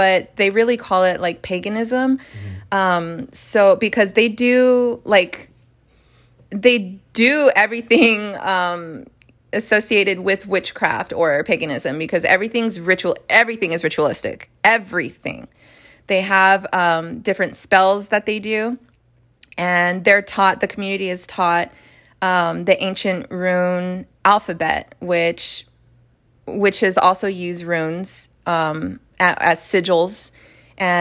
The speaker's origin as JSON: {"language": "English", "country": "United States", "said": "as an American"}